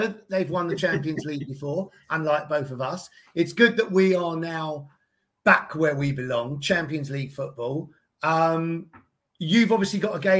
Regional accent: London, United Kingdom; At least we're from London. Because I think if you look up, Haringey was not even in London until 1960.

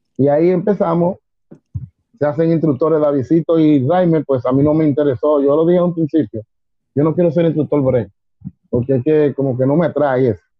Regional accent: Dominican Republic; fui el segundo dominicano que fue a la NFCA

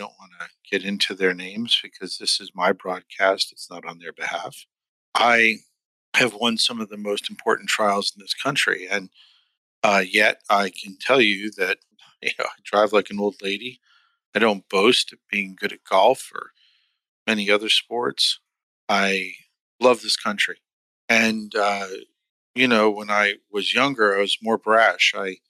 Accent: New York City, New York, United States; I was born in Queens, New York

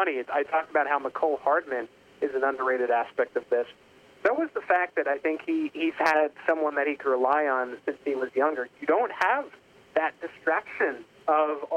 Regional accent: New York, United States; moved away as an adult; now in Kansas City, United States; I'm actually originally from New York. Ended up in Kansas City from an internship

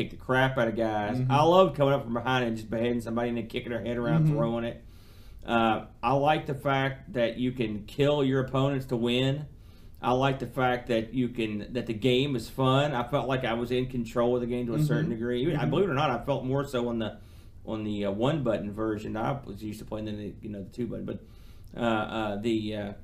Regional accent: United States; I'm an American

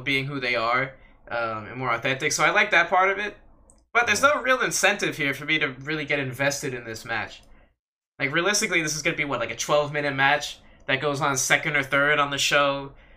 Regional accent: United States; as an American

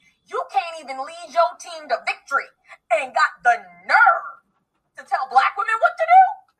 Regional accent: South Carolina, United States; I'm from South Carolina.

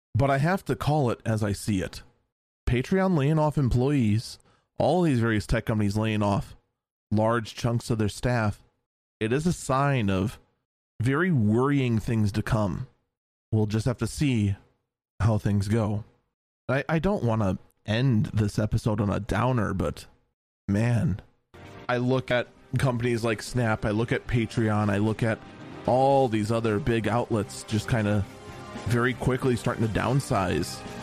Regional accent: United States; as an American

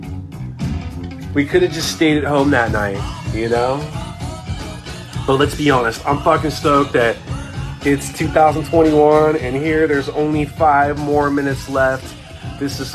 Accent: Orange County, California, United States; We're from Orange County

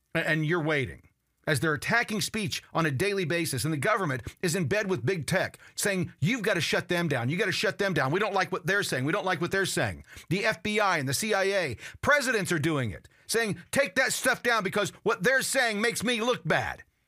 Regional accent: United States; I, I'm an American.

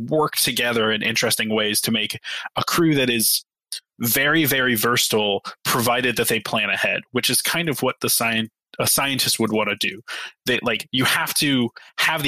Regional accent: Ohio, United States; I'm from Ohio.

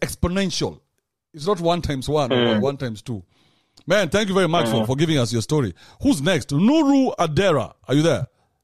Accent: Kenya; English is a second language; I'm from Kenya

